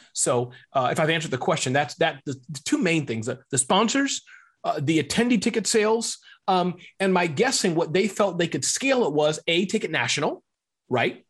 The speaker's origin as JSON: {"language": "English", "region": "Midwest", "country": "United States", "tie": "born or raised there", "said": "But I was born in the Midwest."}